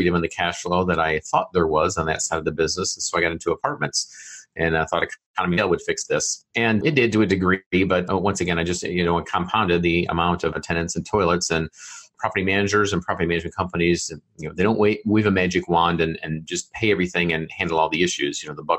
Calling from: Fishers, Indiana, United States; Yeah, home is Fishers, Indiana, which is a suburb of Indianapolis, up on the northeast side of Indianapolis.

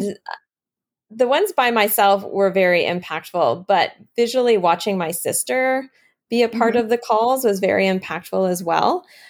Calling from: Thompson, Manitoba, Canada; I am calling from Northern Manitoba, a little community called Thompson

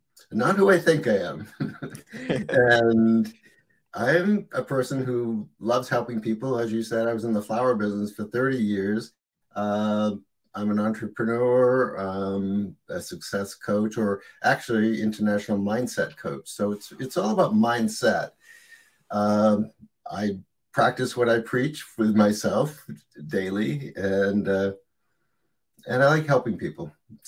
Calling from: Portland, Maine, United States; I'm in Portland, Maine, and it's about 41 degrees here, which we've had a pretty mild winter.

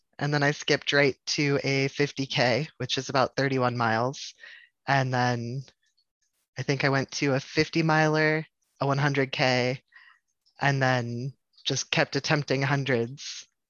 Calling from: Pittsburgh, Pennsylvania, United States; I am in Pittsburgh, PA.

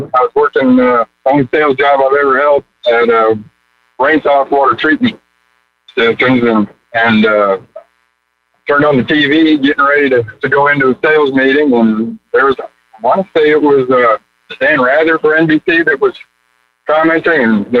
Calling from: Alabama, United States; from Alabama.

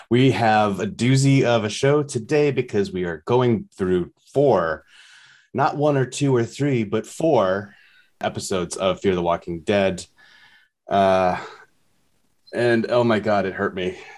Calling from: California, United States; I'm one of your hosts. I'm coming from California.

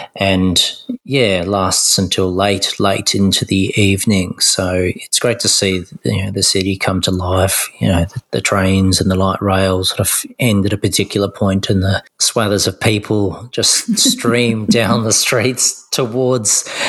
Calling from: New South Wales, Australia; And I am … and I am joining from Dharawal country.

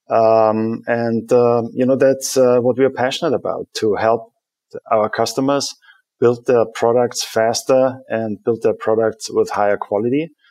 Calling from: Munich, Bavaria, Germany; I'm dialing in from rainy Munich today. Rainy Munich. Which is my home, running the business from here.

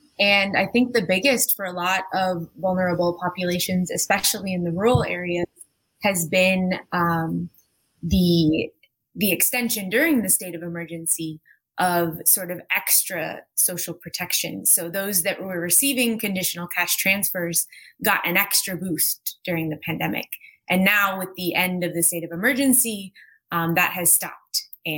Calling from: Santo Domingo, Distrito Nacional, Dominican Republic; I am calling in from Santo Domingo, the Dominican Republic today.

